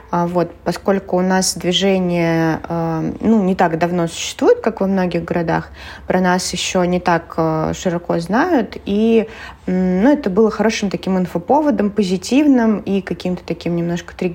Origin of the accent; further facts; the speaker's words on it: Penza, Penza Oblast, Russia